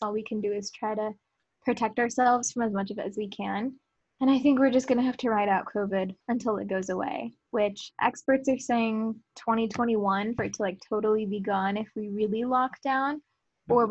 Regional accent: Colleyville, Texas, United States; also born or lived in Grapevine, Texas; I am from Colleyville, Texas

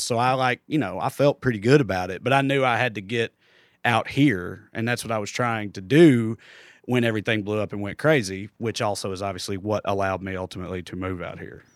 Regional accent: Celina, Tennessee, United States; accent: Southern redneck; moved away as an adult; now in Los Angeles, United States; hit Salina, Tennessee, where I grew up.

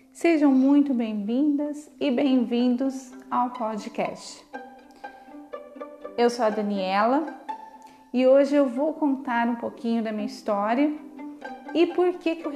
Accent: Franca, São Paulo, Brazil; born there; Nasci aqui em Franca também.

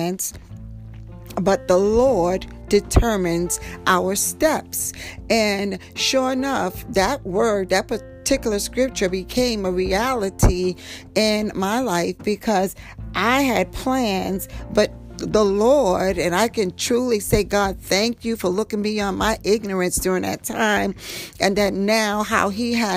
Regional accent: New York City, New York, United States; I grew up in Harlem

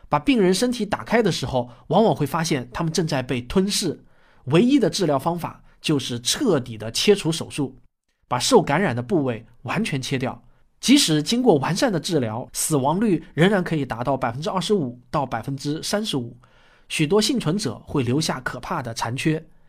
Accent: Shaoxing, Zhejiang, China; 我在我的故乡浙江绍兴

